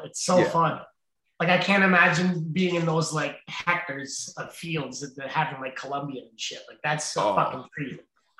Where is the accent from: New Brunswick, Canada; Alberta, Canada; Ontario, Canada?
Ontario, Canada; Brampton; now in East Garafraxa, Canada; I grew up in Brampton. If I tried to do this in Brampton, it wouldn't have turned out the same.